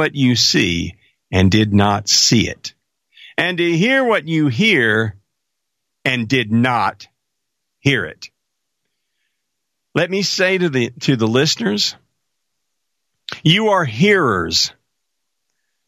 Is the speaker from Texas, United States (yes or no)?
yes; Marshall, Texas, United States; Marshall, Texas. That's my hometown